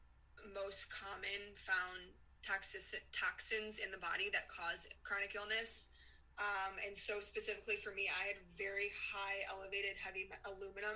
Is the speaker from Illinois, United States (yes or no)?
yes; Chicago, Illinois, United States; I grew up in Chicago